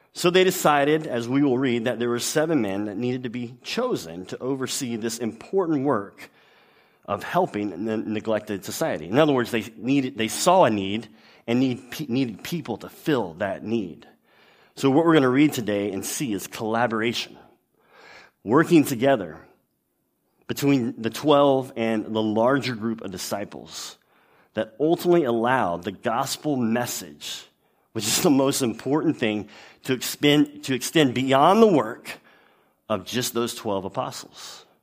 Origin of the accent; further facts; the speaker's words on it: Louisiana, United States; I'm from Louisiana, which is a, a much better place than the state next to it, Texas.